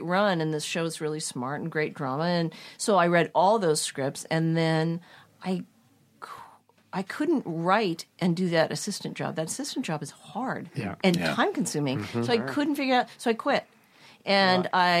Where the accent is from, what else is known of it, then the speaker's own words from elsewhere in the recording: Claremont, California, United States; I grew up in Claremont, where the colleges are